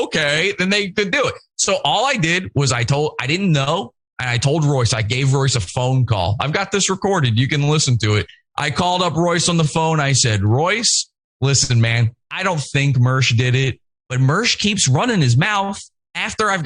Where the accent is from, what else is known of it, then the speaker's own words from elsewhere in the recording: Richmond, Virginia, United States; moved away; I'm from an old Mason family. I'm from Richmond, Virginia